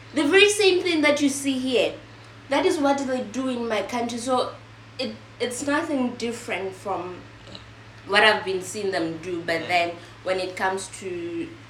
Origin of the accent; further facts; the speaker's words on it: Lesotho; moved away as an adult; now in China; from Lesotho, all the way from Africa.